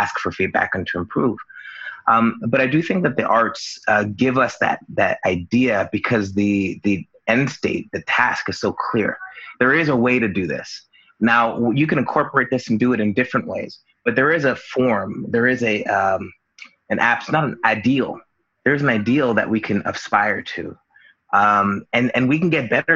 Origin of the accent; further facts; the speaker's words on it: Union, New Jersey, United States; I grew up in Union, New Jersey, which is a town here